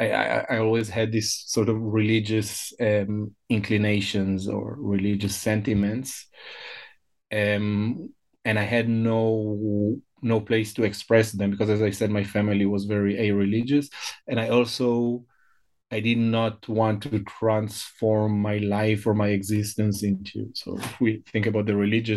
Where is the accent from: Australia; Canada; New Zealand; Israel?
Israel; first language Hebrew; English is a second language; moved away; also born or lived in Hamburg, Germany; I was born and I grew up in Israel